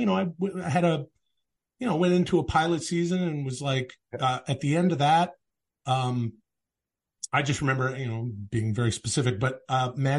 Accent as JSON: {"language": "English", "area": "outside Vancouver", "region": "British Columbia", "country": "Canada", "tie": "born or raised there", "moved": "yes", "said": "just outside of Vancouver, Canada, the burbs."}